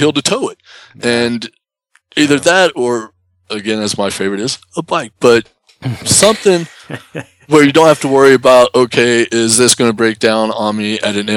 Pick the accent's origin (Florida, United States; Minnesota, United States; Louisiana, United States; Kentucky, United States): Kentucky, United States; growing up in Kentucky, we did a lot of actual, for real camping